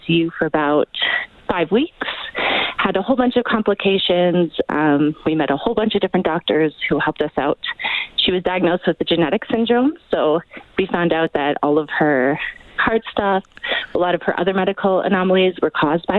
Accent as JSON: {"language": "English", "town": "Calgary", "region": "Alberta", "country": "Canada", "said": "We're from Calgary."}